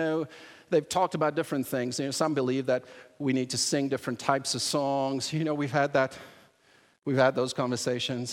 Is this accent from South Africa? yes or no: yes; South Africa; moved away; When I was growing up in South Africa, and my dad was a pastor